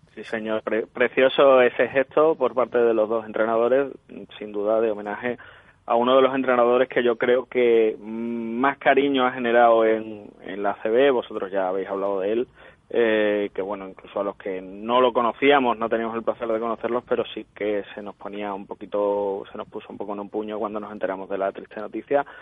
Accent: Seville, Andalusia, Spain; como buenos sevillanos

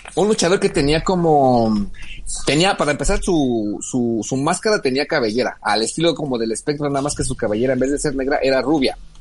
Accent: Mexico; nuestro país

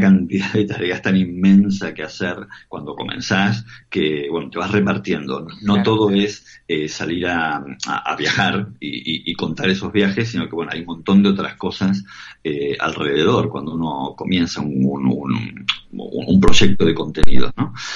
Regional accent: Argentina; moved away; nosotros como argentinos

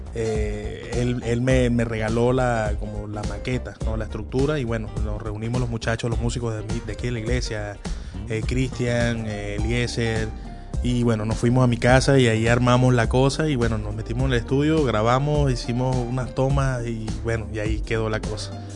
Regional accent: Punto Fijo, Falcón, Venezuela; moved away as an adult; now in Caracas, Venezuela; no soy de aquí, soy de Punto Fijo, de, de, de Falcón.

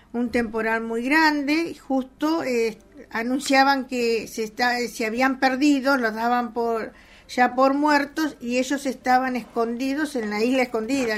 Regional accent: Rawson, Chubut, Argentina; also born or lived in Carmen de Patagones, Argentina / Necochea, Argentina; me crié en coché hasta los nueve años que vine a Raúl

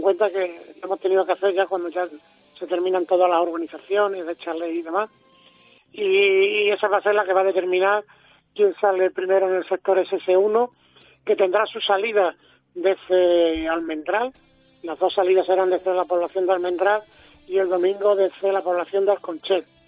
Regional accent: Extremadura, Spain; somos extremeños

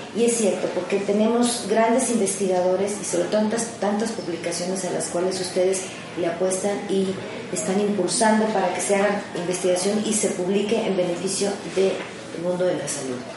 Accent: Mexico; somos muchos mexicanos

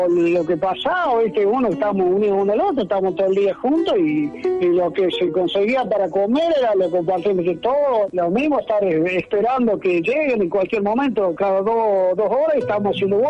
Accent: La Salada, Córdoba, Argentina; moved away; éramos todos de Córdoba, y yo me volví al, a mi pueblo, La Salada, que era un pueblito chiquito, humilde, que yo vivía en el campo.

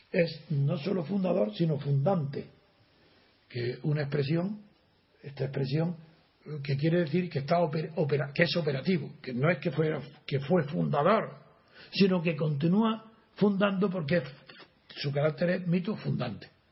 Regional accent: Spain; soy español

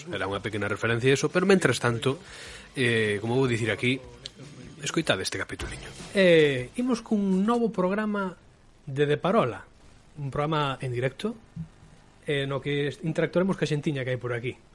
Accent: Ourense, Galicia, Spain; eu, eu son ourensán non son eh, de Laza, non son de Xinto, non son de Berín

